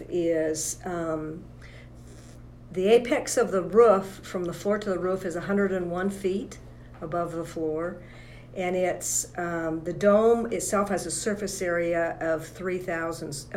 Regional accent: Morgan, Utah, United States; I'm a local Utah girl. I grew up in Morgan

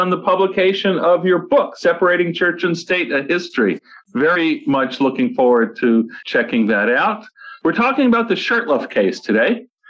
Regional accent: New York City, New York, United States; also born or lived in Boston; I remember growing up in New York City

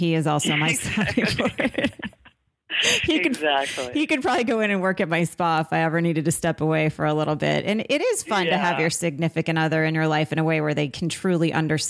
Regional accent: Vermont, United States; moved away; also born or lived in Boston; I lived in Boston as well. I lived on the North Shore for a long time. I'm from Vermont, and that was my first big city move. I went to Boston.

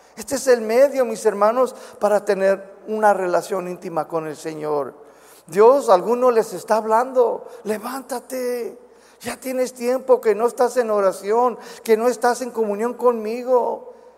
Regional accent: United States; accent: chicano; Spanish is a second language; moved away as an adult; now in Guadalajara, Mexico; todavía soy bien chicano, a veces no puedo pronunciar ciertas palabras

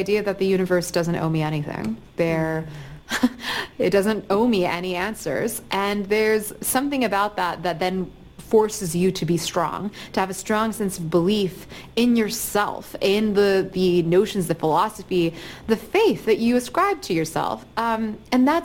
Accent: Atlanta, Georgia, United States; I'm from Atlanta, and I'm from a mixed-race home

